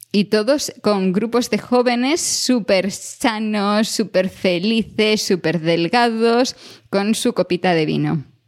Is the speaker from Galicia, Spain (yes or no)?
yes; a village near Santiago, Galicia, Spain; en mi pueblo, pero yo ya me tenía que ir a Santiago para ir a un McDonald's y el primero abrió, tendría yo yo creo que unos ocho años